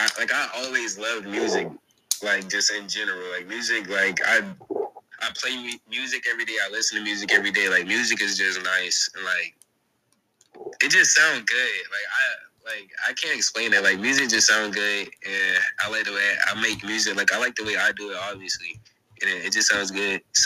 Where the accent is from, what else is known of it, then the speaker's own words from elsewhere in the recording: Snellville, Georgia, United States; I'm from Gwinnett. Actually, I'm from Snowville.